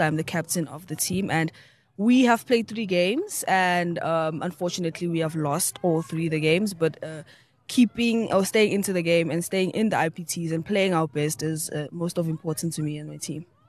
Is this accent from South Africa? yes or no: yes; Mpumalanga, South Africa; I come from Mpumalanga, deep down in Null Springs, up in South Africa